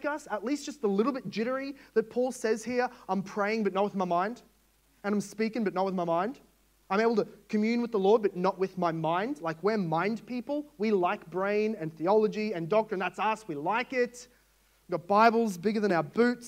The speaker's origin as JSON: {"language": "English", "country": "Australia", "said": "As an Australian"}